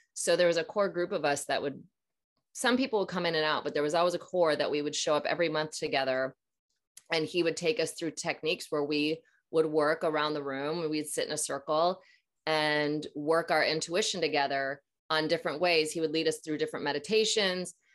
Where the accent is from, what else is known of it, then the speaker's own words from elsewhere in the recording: Minnesota, United States; I'm from Minnesota, so uh, and I'm about to be 42. So I'm in, you know, grew up 80s, 90s